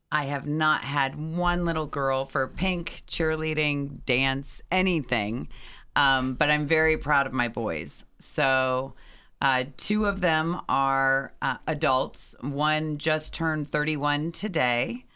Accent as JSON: {"language": "English", "town": "Valley City", "region": "Ohio", "country": "United States", "tie": "born or raised there", "moved": "as an adult", "lives_now": "Lancaster, United States", "said": "I grew up in a suburb of Cleveland, um, named Medina, actually a smaller town, but people don't know of that town as well, and that's Valley City"}